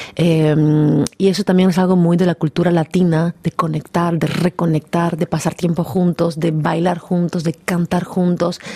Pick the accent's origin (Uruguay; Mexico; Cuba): Cuba; Havana; moved away; Mi madre es cubana, yo nací en Cuba y yo realmente me siento 100% cubana, porque es mi cultura, yo crecí en Cuba